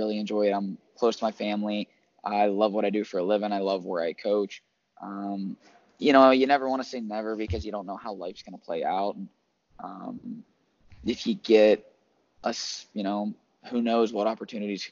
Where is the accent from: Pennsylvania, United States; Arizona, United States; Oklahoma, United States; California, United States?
Pennsylvania, United States; Western; I'm from Western Pennsylvania.